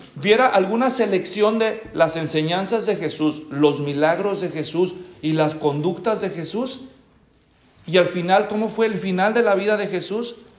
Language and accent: Spanish; Guadalajara, Jalisco, Mexico; now in Tracy, United States; yo nací en Guadalajara, en México, hace muchos años